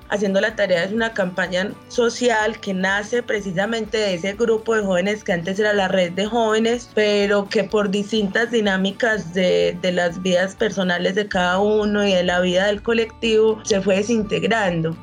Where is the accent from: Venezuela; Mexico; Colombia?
Colombia; Entrerríos, Antioquia; oriunda del municipio de Entre Ríos, Entre Ríos, Antioquia, al norte del departamento